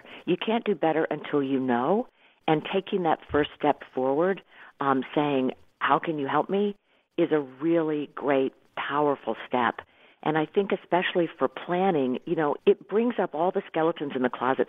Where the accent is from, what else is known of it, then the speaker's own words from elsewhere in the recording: Irmo, South Carolina, United States; I grew up in Irmo living in Whitehall